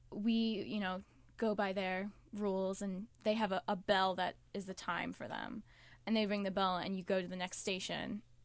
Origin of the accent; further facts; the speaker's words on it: Albany, New York, United States; I'm from Albany, New York.